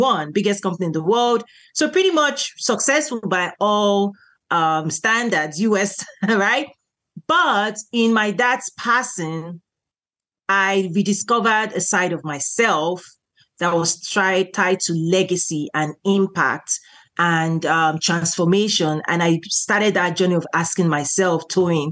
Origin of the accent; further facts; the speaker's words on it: Nigeria; now in United States; I'm originally from Nigeria. So I'm a Nigerian American and I'm a naturalized citizen here.